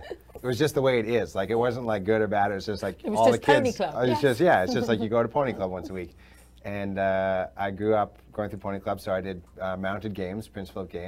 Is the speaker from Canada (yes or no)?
yes; Vancouver, British Columbia, Canada; I grew up in Vancouver in British Columbia.